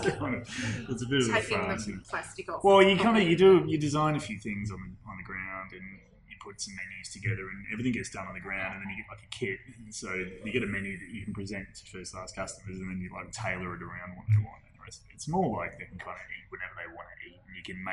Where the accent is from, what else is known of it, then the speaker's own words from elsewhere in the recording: Perth, Western Australia, Australia; moved away as an adult; also born or lived in Middle East; now in Brisbane, Australia; I grew up in Perth. So every 2 years, I go back to Perth.